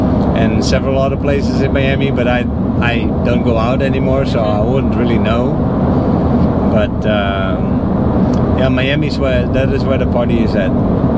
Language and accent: English; Netherlands; now in Naples, Italy; And I'm from the Netherlands.